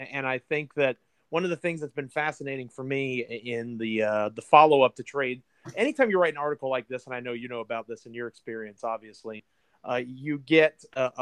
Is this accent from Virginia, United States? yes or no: yes; Northern Virginia, United States; also born or lived in Memphis, Tennessee; I am from Northern Virginia. I live in the Washington, D.C. area. So while I lived in Memphis for several years